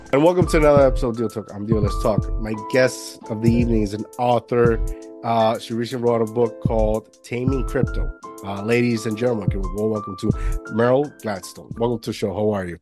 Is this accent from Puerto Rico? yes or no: yes; Puerto Rico; moved away; also born or lived in Jersey City, New Jersey; I grew up in Puerto Rico